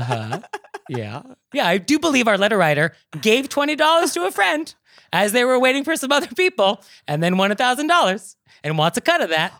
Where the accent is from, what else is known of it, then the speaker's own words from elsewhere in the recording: New York, United States; as a New Yorker